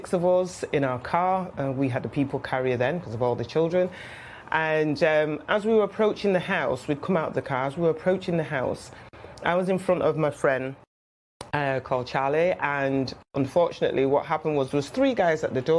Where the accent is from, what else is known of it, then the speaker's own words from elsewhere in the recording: Manchester, North West England, United Kingdom; accent: Mancunian; moved away as an adult; also born or lived in London; I am a Mancunian, born and bred